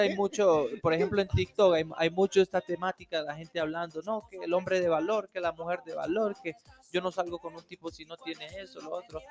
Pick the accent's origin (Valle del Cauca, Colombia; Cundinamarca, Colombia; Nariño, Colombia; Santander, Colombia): Nariño, Colombia; Tumaco; moved away; also born or lived in Ecuador; nací en Tumaco